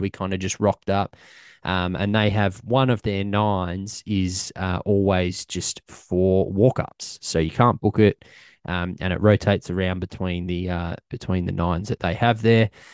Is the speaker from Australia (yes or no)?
yes; Australia; I'm from Australia